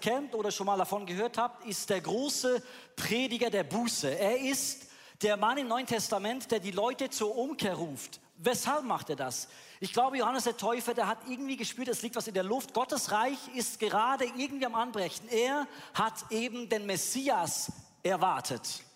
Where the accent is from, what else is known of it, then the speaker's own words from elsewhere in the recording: Bern, Switzerland; Wo ich aufgewachsen bin in Bern